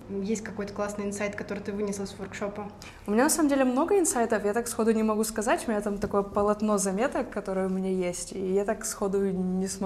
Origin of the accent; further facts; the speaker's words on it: Kyiv, Ukraine; И я сама из Киева, и вот я на три дня приехала.